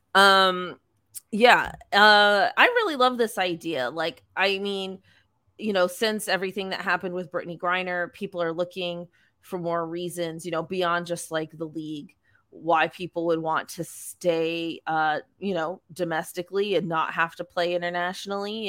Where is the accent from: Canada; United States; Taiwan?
Canada; we're Canadian